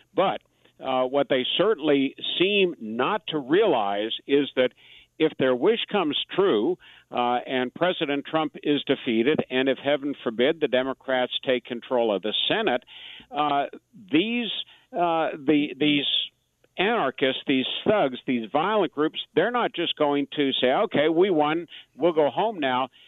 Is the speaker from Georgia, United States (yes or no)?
yes; Atlanta, Georgia, United States; my hometown of Atlanta